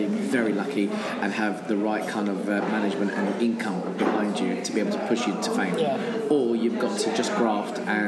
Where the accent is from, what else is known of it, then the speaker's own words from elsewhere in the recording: England, United Kingdom; I was born and raised in England. Okay. My parents were born in Armenia